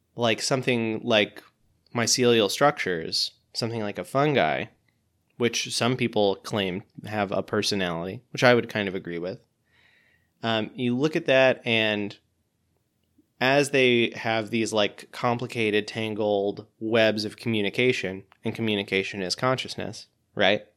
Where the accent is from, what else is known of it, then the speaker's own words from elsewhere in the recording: Pensacola, Florida, United States; my hometown of Pensacola, Florida